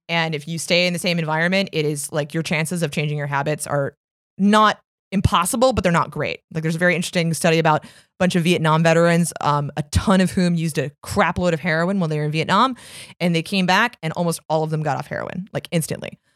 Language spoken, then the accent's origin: English; Arlington, Virginia, United States; moved away as an adult; also born or lived in Washington, D.C.; now in New York, United States; I am born and raised in Arlington, Virginia, and Washington, D C, and I moved to New York in two thousand seven